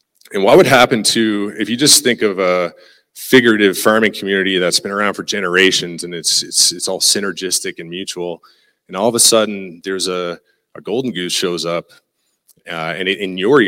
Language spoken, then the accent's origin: English; Newfoundland and Labrador, Canada; accent: Newfie; moved away as an adult; now in Lloydminster, Canada; I'm a Newfie.